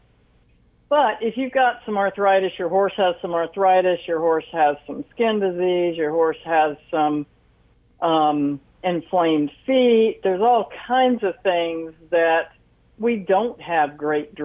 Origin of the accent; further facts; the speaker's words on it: Washington, District of Columbia, United States; I was actually born and raised in Washington, D.C.